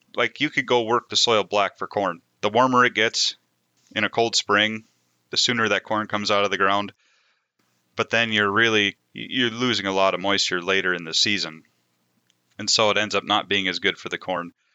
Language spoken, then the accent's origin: English; Moorhead, Minnesota, United States; also born or lived in Devils Lake area, North Dakota; I grew up in the Red River Valley, just outside of Fargo Moorhead on the Minnesota side